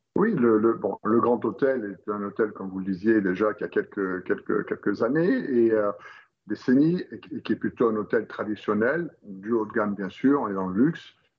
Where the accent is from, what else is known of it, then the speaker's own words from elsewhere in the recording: Roquebrune-Cap-Martin, Provence-Alpes-Côte d'Azur, France; je suis originaire de, la Côte d'Azur, à Recopune-Cap-Martin, pour être précis, entre Menton et Monaco